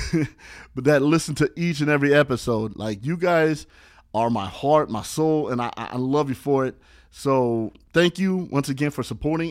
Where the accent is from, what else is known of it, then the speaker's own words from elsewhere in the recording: Los Angeles, California, United States; I'm that tourist that'll represent my hometown in a different city